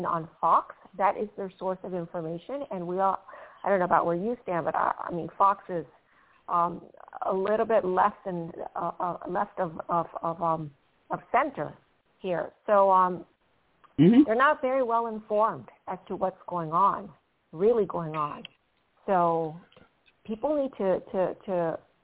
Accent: Venezuela; also born or lived in Panama; now in United States; I was born in Panama and I was raised in Venezuela.

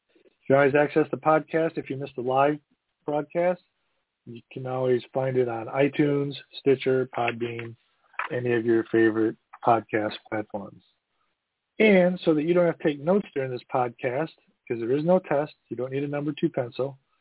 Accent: Midwest, United States; also born or lived in East Coast; I'm from the Midwest

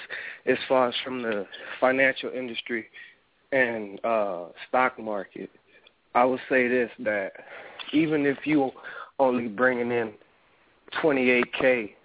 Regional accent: New Orleans, Louisiana, United States; now in Arizona, United States; I'm from New Orleans

